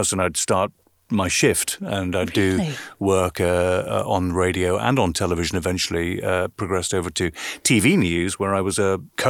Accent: Belfast, Northern Ireland, United Kingdom; one of which was Queen's University in Belfast, which is my hometown.

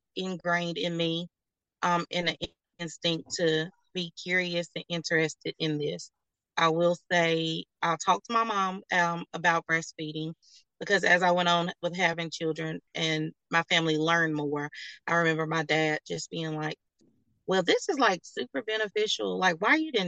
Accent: North Carolina, United States; I'm born and raised in North Carolina

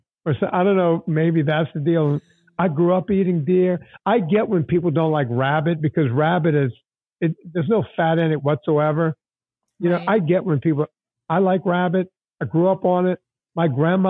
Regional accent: Cajun country, Louisiana, United States; moved away; also born or lived in Hollywood; I grew up in Cajun country

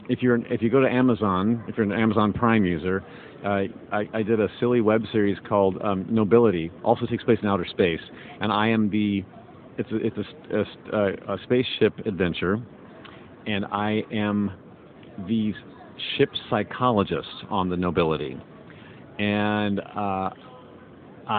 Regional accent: Indiana, United States; now in Los Angeles, United States; I grew up in Indiana

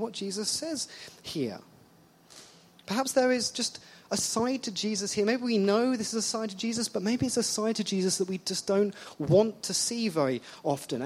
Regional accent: England, United Kingdom; moved away; I'm English

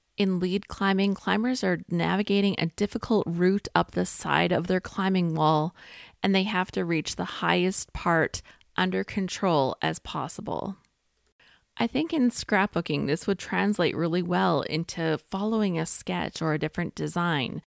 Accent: Canada; I'm a Canadian

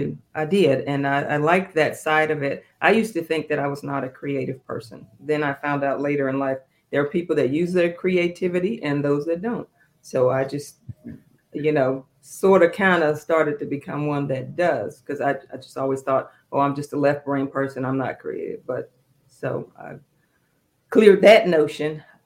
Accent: Fayetteville, North Carolina, United States; also born or lived in Georgia, United States; I was born here in Georgia at Fort Benning, Army brat. So my father got orders to Fort Bragg. I did most of my growing up in North Carolina, Fayetteville and Fort Bragg.

